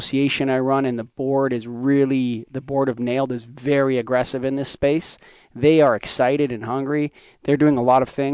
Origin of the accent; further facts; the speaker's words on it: Canada; I'm Canadian